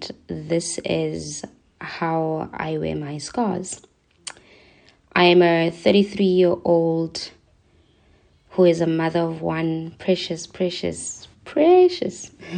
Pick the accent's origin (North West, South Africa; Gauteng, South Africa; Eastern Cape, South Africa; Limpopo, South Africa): Gauteng, South Africa; Soweto; I'm born and bred in Soweto